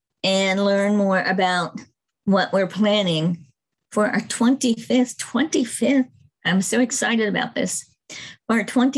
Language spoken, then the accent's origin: English; Murfreesboro, Tennessee, United States; And I can do that too, because I'm from Murfreesboro and Jennifer's from Murfreesboro.